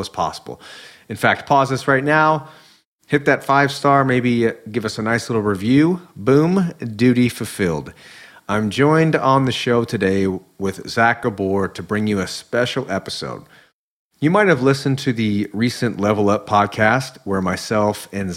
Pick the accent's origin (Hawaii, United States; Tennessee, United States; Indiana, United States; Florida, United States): Indiana, United States; moved away as an adult; now in Southern California, United States; Growing up in Indiana where we have all the seasons